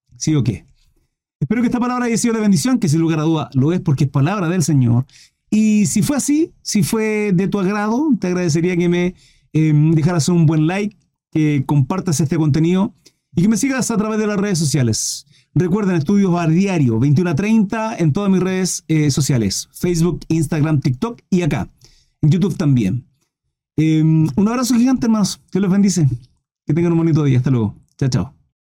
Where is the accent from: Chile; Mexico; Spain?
Chile